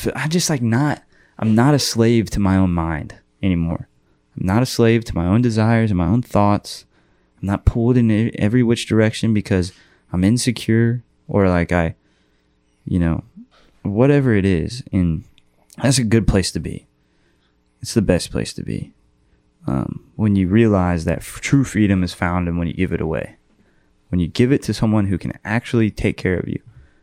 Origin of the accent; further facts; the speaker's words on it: Austin, Texas, United States; I'm from Austin